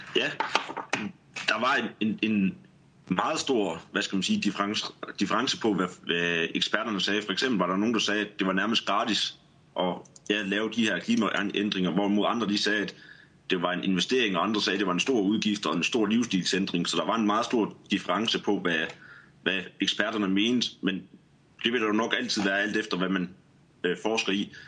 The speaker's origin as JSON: {"language": "Danish", "town": "Skanderborg", "region": "Central Denmark Region", "country": "Denmark", "said": "jeg kommer fra Skanderborg"}